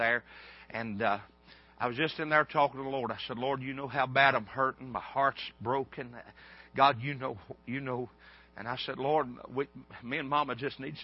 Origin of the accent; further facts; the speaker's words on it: United States; a hillbilly from the mountains